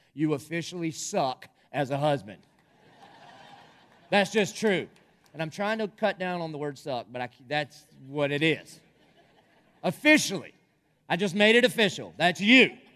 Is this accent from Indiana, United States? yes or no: no; Dillon, South Carolina, United States; growing up in Dillon, South Carolina